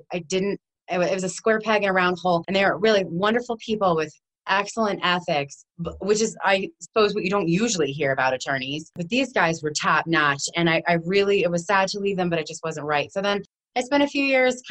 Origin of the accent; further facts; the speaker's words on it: New Jersey, United States; now in Colorado, United States; we are all born and raised in New Jersey